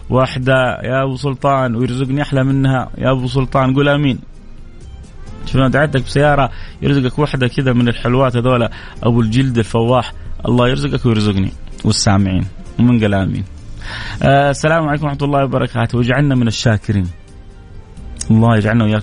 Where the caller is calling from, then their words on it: Jeddah, Makkah Province, Saudi Arabia; السلام عليكم